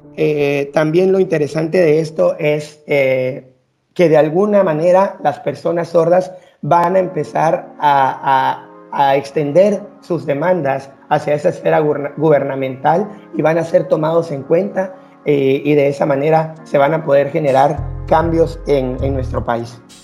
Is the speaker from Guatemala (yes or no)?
yes; Guatemala; vamos a empezar como sociedad guatemalteca